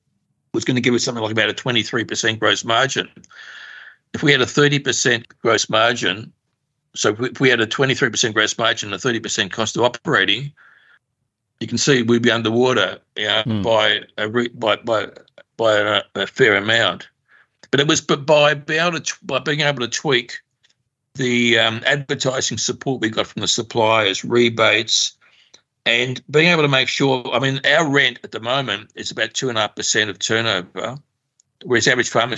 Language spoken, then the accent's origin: English; Australia; also born or lived in Russia / Paris; We came to Australia when I was 2 years old, penniless.